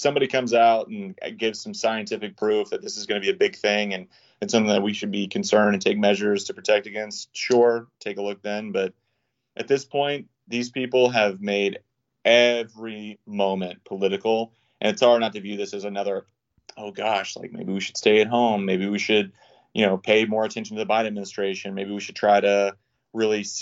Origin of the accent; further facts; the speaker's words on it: United States; we as American people